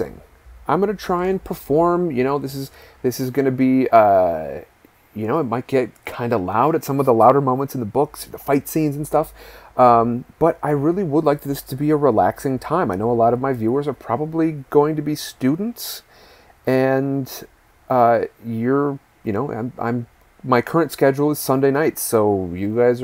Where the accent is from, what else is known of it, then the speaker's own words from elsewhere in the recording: Midwest, United States; now in California, United States; I live in California. I'm originally from the Midwest